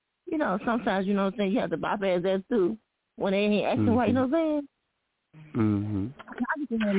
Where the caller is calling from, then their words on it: Wayne, Michigan, United States; I'm calling from Wayne, Michigan.